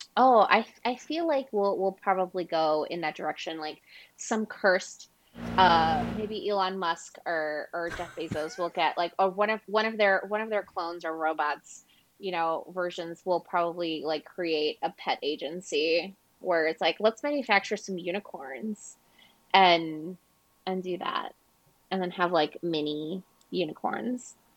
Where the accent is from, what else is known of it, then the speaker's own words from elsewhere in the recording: Ecuador; I'm from Ecuador and Latin American